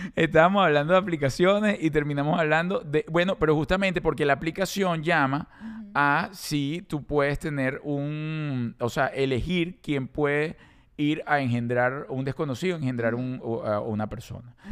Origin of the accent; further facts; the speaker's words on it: Venezuela; also born or lived in South Florida, United States; now in United States; Yo en Venezuela no estamos acostumbrados a eso